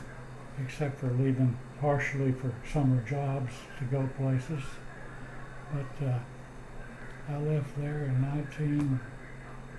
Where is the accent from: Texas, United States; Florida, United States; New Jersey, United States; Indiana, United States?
Texas, United States; also born or lived in Enid, Oklahoma / Garber, Oklahoma / Seminole, Oklahoma; I think it was probably in 1935 we moved to Texas